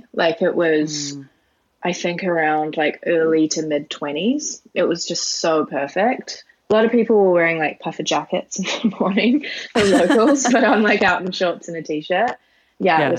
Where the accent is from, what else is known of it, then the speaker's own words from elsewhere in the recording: New Zealand; now in Canada; And I'm originally from New Zealand, but I couldn't actually get into New Zealand. So I couldn't go home and see my family. So I was like, I need to get out, I need to do something. And I live in Canada now